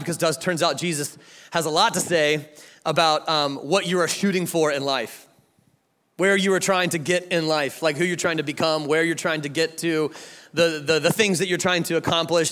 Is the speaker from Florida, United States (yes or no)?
yes; Jacksonville, Florida, United States; now in Atlanta, United States; I'm from Atlanta, Georgia, but I was born right here in Jacksonville, Florida. And so this is my hometown